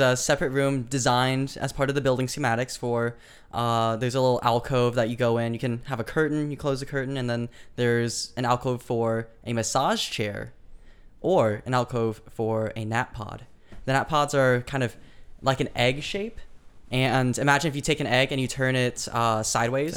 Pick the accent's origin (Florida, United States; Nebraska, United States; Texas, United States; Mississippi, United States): Nebraska, United States; Lincoln; now in California, United States; from Lincoln, Nebraska, and I currently live in California